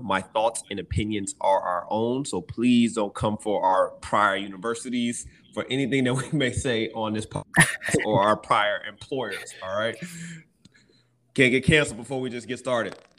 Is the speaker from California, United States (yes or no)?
no; Lonoke, Arkansas, United States; I grew up in Arkansas in a little small place called Lonoke.